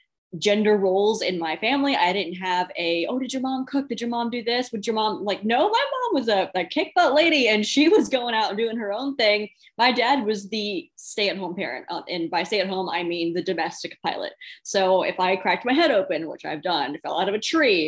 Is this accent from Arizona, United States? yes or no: yes; Phoenix, Arizona, United States; moved away as an adult; now in Virginia, United States; I was born and raised in Phoenix, Arizona